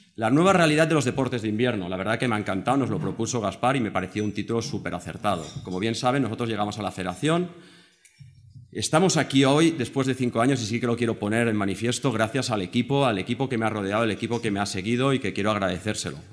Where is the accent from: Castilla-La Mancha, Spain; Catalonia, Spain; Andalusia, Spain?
Catalonia, Spain; Val d'Aran, born in Baqueira-Beret; soy del Valle de Arán, nacido en Baqueira Beret